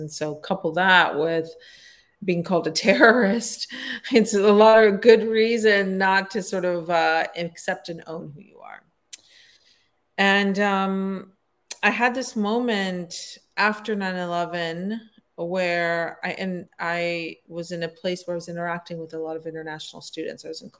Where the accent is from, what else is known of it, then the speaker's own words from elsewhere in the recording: Pakistan; born there; So I was born in Pakistan, but my parents are both from Afghanistan.